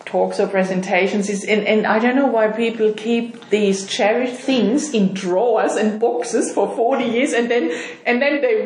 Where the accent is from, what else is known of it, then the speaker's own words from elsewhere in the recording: Germany; moved away as an adult; I'm from Germany, and we moved here 7 years ago